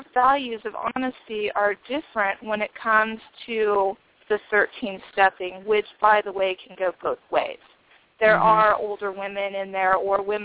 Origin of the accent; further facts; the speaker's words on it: Nebraska, United States; I am from Nebraska